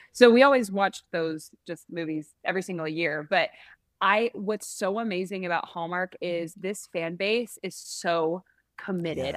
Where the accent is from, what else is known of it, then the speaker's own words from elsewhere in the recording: San Francisco, California, United States; I'm from San Francisco, so we would go to the Orpheum Theater there.